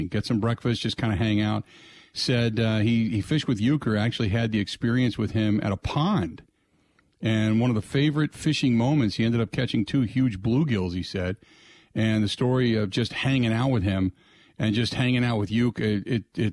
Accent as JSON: {"language": "English", "town": "Cincinnati", "region": "Ohio", "country": "United States", "tie": "born or raised there", "said": "I grew up during the week, we were in the city of Cincinnati"}